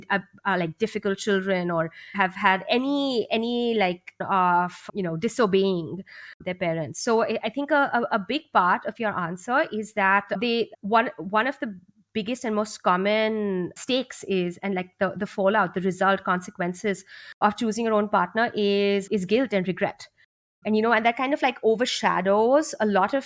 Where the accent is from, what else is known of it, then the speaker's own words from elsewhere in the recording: India; growing up in India